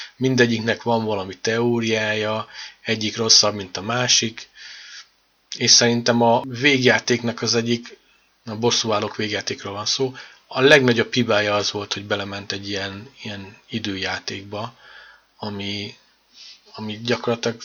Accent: Hungary; magyarok vagyunk

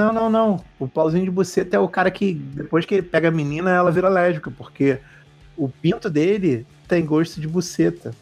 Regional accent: Rio de Janeiro, Brazil; eu sou carioca

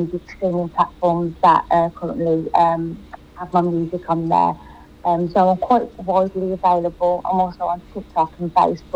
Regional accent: Birmingham, West Midlands, United Kingdom; accent: English; I'm from Birmingham in the UK, hence the English accent

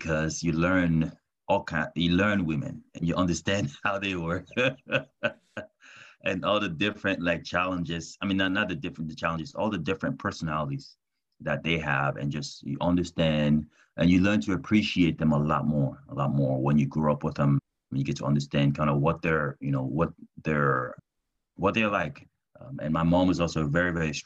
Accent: Douala, Littoral, Cameroon; I was born and raised in Douala, which is the largest city in Cameroon.

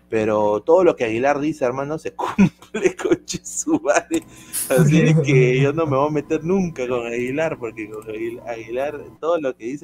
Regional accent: Peru; Pero en la, en del fútbol todos somos peruanos, pues, ¿no?

